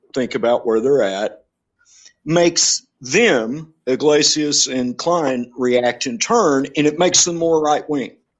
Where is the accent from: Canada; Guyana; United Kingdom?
United Kingdom; England; I'm English